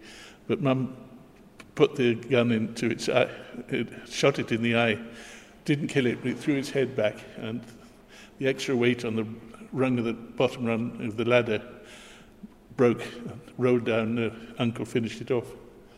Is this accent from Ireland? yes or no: yes; Dublin, Leinster, Ireland; also born or lived in South India; No, I was born in South India. My father was a tea planter, and we came back when I was 8 and a half. I went to school in Dublin at Castle Park and then Columbus.